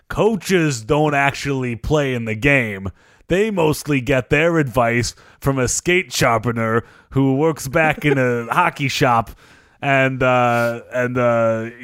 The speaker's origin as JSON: {"language": "English", "town": "West Covina", "region": "California", "country": "United States", "tie": "born or raised there", "said": "I grew up in West Covina, California, right here"}